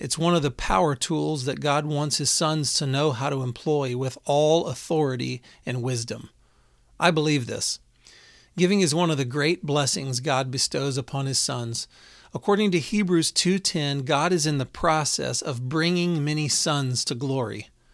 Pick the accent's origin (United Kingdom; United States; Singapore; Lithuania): United States; Houston, Texas; I grew up in Houston